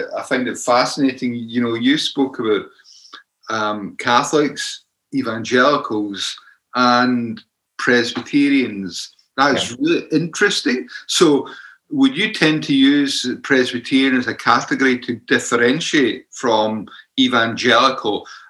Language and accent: English; Scotland, United Kingdom; So the Scottish way is question, question, question.